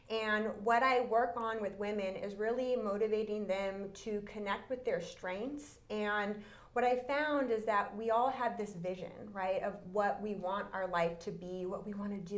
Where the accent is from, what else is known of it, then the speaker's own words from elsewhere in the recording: California, United States; born there; also born or lived in Texas / Louisiana; I was born in Northern California. Um, we were there for about two years, and then we moved to Texas. We were there for six, then back to California, then to Louisiana, then back to California.